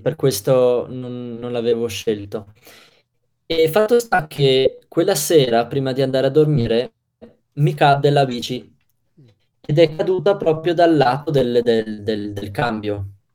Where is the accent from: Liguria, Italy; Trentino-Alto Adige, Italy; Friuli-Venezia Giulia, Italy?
Trentino-Alto Adige, Italy; da Trentino al Adige, ero ad Agrigento